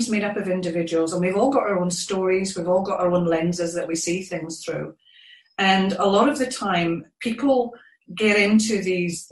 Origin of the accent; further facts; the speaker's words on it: Scotland, United Kingdom; moved away as an adult; now in New Zealand; I'm originally from Scotland, but I've been living in New Zealand for just over 14 years.